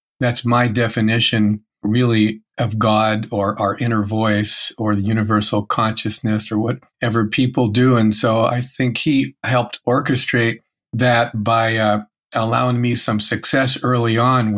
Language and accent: English; Erie, Pennsylvania, United States; I grew up in Erie, Pennsylvania